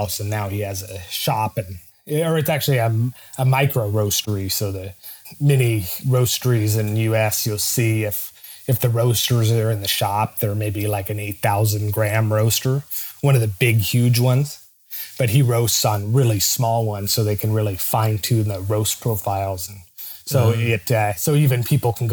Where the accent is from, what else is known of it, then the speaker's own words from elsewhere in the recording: Hong Kong; also born or lived in Toronto, Canada; now in Seattle, United States; actually from Toronto, Canada, but I grew up in Hong Kong my entire life.